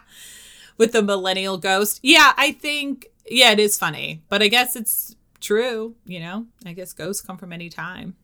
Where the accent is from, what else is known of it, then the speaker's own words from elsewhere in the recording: New Hampshire, United States; I'm from New Hampshire